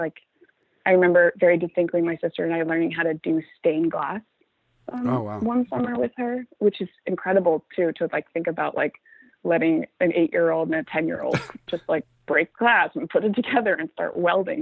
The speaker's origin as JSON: {"language": "English", "region": "Northern Virginia", "country": "United States", "tie": "born or raised there", "moved": "as an adult", "said": "I grew up in Northern Virginia"}